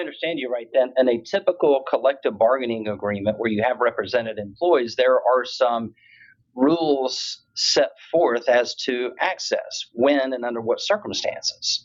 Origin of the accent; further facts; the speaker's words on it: Tampa, Florida, United States; Last year it was in Tampa in December of 2022, my hometown.